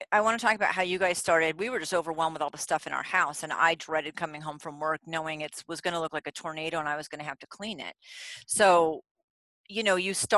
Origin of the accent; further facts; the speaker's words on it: Vermont, United States; I'm from Vermont